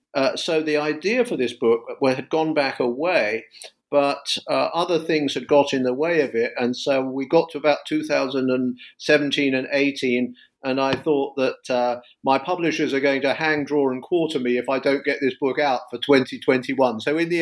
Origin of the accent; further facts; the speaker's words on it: London, United Kingdom; now in United States; I teach in the US, but I'm a Brit. I'm from London, and I originally studied classics